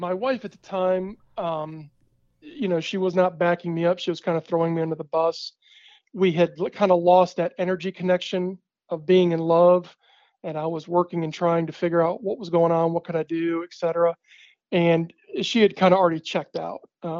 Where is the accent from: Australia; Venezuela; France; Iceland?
Iceland; Húsavík, Northeastern Region; I had seen a video of her, my hometown, Husavik, my hometown, in the studio